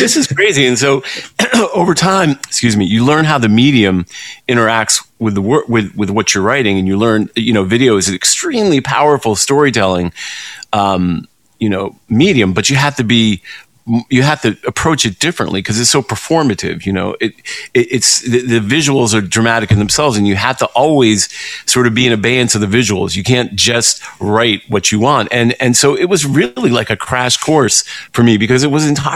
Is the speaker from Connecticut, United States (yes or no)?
yes; Greenwich, Connecticut, United States; I grew up in Greenwich, Connecticut